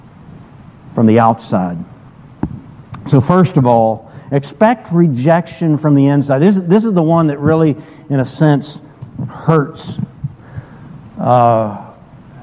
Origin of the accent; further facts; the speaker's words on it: Brevard, North Carolina, United States; moved away; I grew up in Brevard, attended a good-sized Methodist church growing up